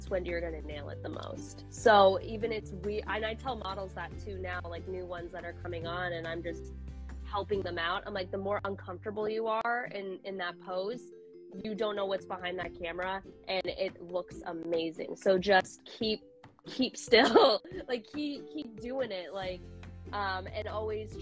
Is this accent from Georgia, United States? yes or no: no; Portland, Oregon, United States; I'm actually from Portland